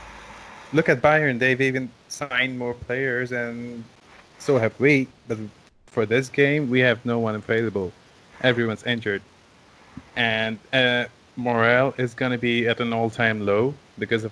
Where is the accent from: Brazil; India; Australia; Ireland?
India; I am Indian, but not red Indian per se